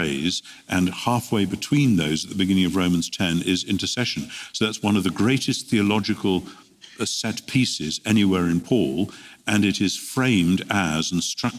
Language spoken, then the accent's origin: English; United Kingdom; as a Brit coming to America quite frequently